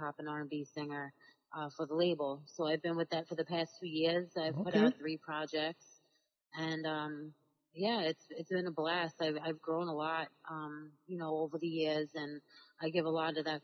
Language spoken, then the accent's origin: English; New York City, New York, United States; I grew up in New York